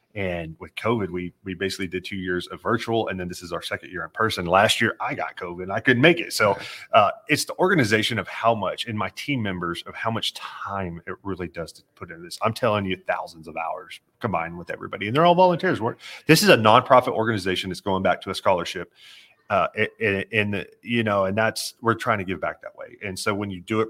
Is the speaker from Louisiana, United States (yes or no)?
no; Amarillo, Texas, United States; I grew up in Amarillo, Texas